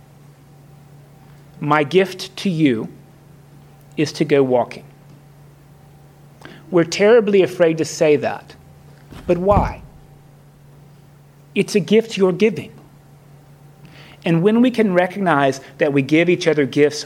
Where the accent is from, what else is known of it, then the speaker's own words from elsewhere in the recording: Florida, United States; also born or lived in Kentucky; as a Southerner, even though I grew up in Florida, that's the North, but I was born in Kentucky, and that's the South, really.